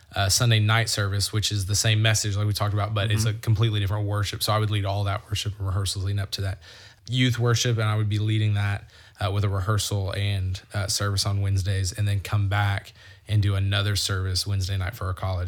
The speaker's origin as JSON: {"language": "English", "town": "Conway", "region": "Arkansas", "country": "United States", "tie": "born or raised there", "said": "I grew up in Conway"}